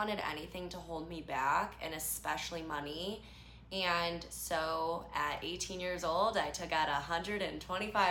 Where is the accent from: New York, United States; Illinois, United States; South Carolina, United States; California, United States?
Illinois, United States; Chicago; I grew up very differently than I live now. So I'm from Chicago.